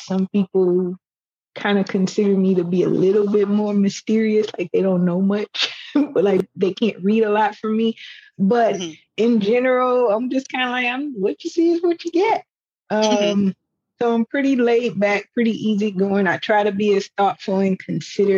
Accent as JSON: {"language": "English", "town": "Gary", "region": "Indiana", "country": "United States", "tie": "born or raised there", "said": "I was born and raised in Gary, Indiana"}